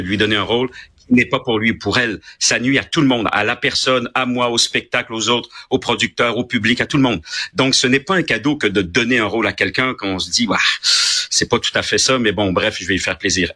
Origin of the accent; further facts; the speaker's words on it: Quebec, Canada; also born or lived in France / Paris, France; je suis un Québécois. Euh, j'ai été tricoté au Québec. J'ai été, je suis né en France, de parents français